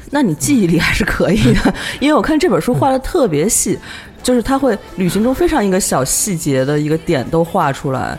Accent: Zhejiang, China; 我是浙江出发，我是浙江人

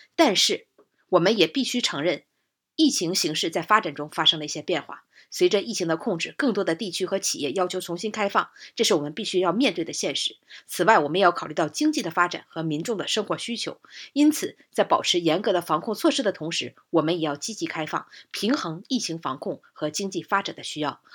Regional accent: Jinzhou, Liaoning, China; 这来自我的老家

